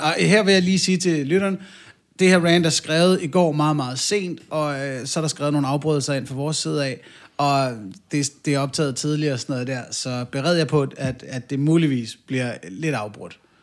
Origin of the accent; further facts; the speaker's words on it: North Zealand, Capital Region of Denmark, Denmark; Nu er vi også tilbage i Nordsjælland, hvor jeg voksede op